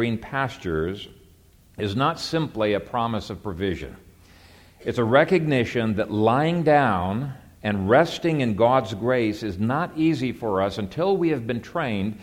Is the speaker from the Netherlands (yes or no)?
no; Ethiopia; moved away; I grew up in Ethiopia